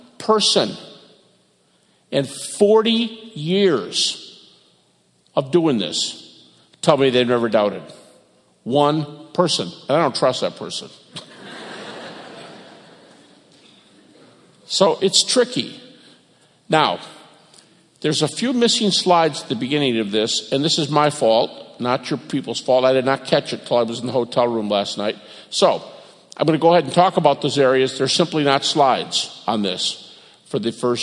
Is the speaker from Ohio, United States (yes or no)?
no; Detroit, Michigan, United States; moved away as an adult; also born or lived in Lewistown, Montana; I'm from Detroit